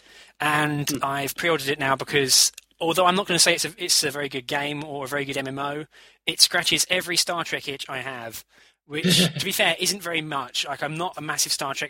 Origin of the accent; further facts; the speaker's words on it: United Kingdom; we're British